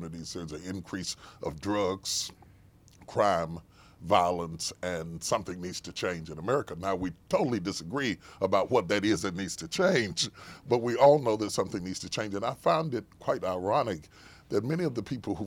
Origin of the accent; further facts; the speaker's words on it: West Virginia, United States; I was raised in West Virginia, so I'm one of those flyover states. I grew up in one of those states you flew over on your way to L.A. I grew up in West Virginia.